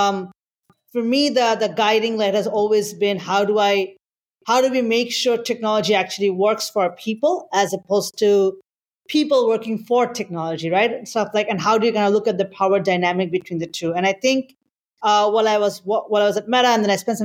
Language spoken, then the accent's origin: English; Bangladesh; moved away as an adult; also born or lived in Singapore; now in United States; I'm originally from Bangladesh, and I moved to the US several years ago